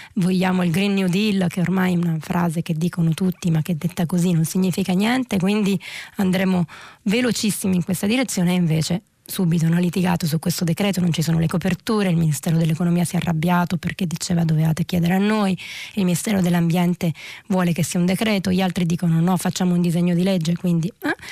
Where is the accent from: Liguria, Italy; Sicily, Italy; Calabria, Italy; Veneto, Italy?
Calabria, Italy; Reggio Calabria; moved away as an adult; now in Rome, Italy; Io uh, sono nata a Reggio Calabria, ho vissuto 18 anni a Reggio Calabria prima di, di trasferirmi a Roma per l'università